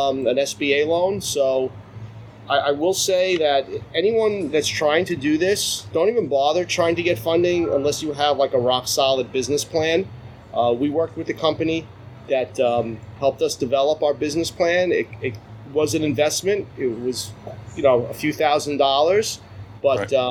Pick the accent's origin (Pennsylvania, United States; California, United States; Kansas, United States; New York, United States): New York, United States; Nassau County, Long Island; also born or lived in Brooklyn, New York; I basically grew up on Long Island. I mean, I think I was born in Brooklyn, but we moved out here pretty quick. So I was basically brought up out here in Nassau County